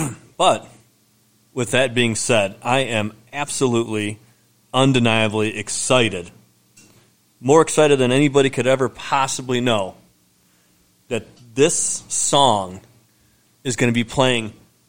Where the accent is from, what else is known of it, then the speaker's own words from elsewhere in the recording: Detroit, Michigan, United States; we're from the Metro Detroit area growing up here.